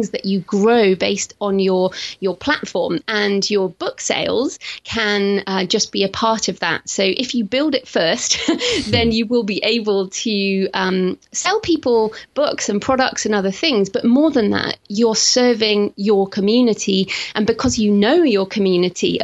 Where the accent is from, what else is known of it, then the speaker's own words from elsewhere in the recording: United Kingdom; accent: British; being British